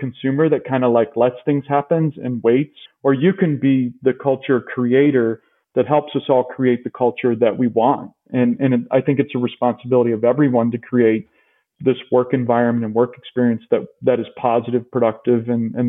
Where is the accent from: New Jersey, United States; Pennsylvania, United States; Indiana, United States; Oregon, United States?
Indiana, United States; moved away as an adult; now in Chicago, United States; I moved there from Indiana almost right out of college.